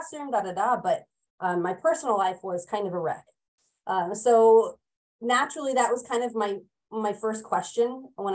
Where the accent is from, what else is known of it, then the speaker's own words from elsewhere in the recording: California, United States; moved away as an adult; now in Oregon, United States; I hail from California